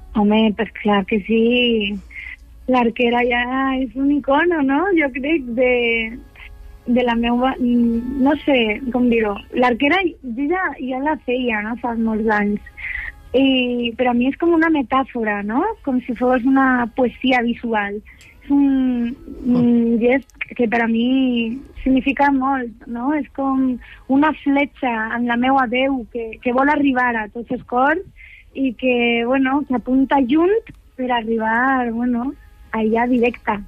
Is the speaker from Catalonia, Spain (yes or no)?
no; Elche, Valencian Community, Spain; also born or lived in Barcelona; Soc il·licitana